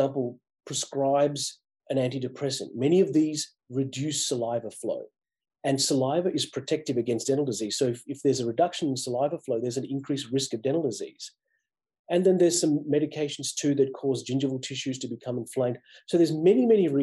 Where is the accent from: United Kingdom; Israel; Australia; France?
Australia; moved away as an adult; also born or lived in Massachusetts; now in United States; I grew up in Australia depending on the public health system for my healthcare